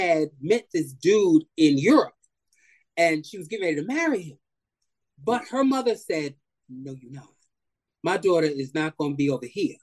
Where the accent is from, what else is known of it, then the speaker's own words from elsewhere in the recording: New York City, New York, United States; also born or lived in Manhattan; mostly raised, I would say, in Brooklyn